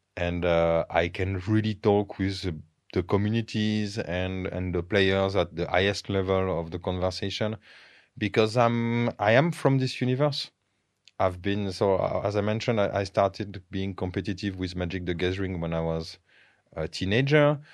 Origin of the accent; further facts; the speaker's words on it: France; English is a second language; moved away as an adult; now in Bulgaria; growing up in France